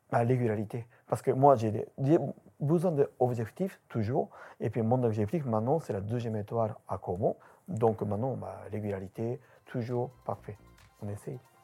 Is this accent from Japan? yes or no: yes; Japan; French is a second language; moved away as an adult; now in France; 8 Japonais qui installent dans Kobo